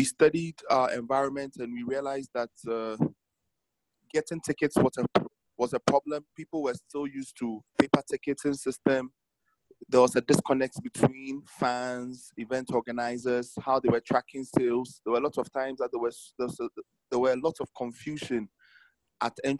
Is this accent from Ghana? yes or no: yes; Ghana; I'm from Ghana.